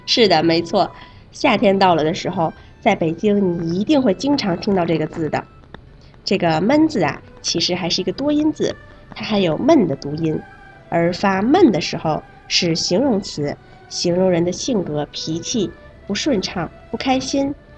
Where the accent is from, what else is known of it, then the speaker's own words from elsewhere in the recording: Malaysia; Chinese is a second language; 我是来自马来西亚的